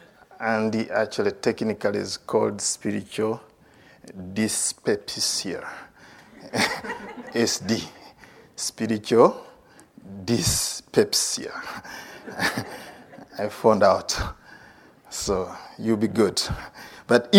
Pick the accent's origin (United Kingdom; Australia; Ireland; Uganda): Uganda; I'm from Uganda